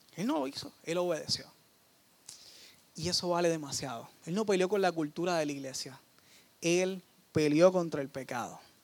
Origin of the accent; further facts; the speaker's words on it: Dorado, Puerto Rico; yo soy de Dorado